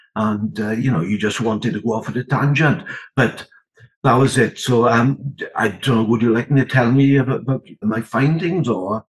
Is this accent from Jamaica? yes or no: no; the Rhondda, Wales, United Kingdom; I was born in the Rhondda, still live in the Rhondda. Uh, brought up in poverty, really, and failed the 11 plus